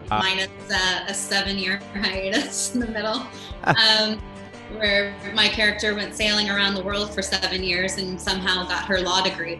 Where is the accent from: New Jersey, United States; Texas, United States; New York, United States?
Texas, United States; Houston; moved away as an adult; also born or lived in Virginia; now in Dallas, United States; I am from Houston. Originally I'm from Virginia. We moved to Houston when I was in first grade. Grew up in the Cypress Creek area and really enjoyed it. Back then, it was kind of the sticks, Now it's very urban and crowded